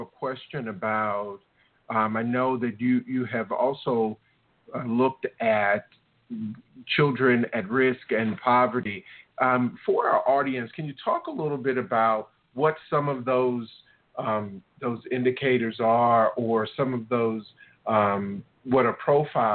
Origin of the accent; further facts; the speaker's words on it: the South, United States; I was raised in the South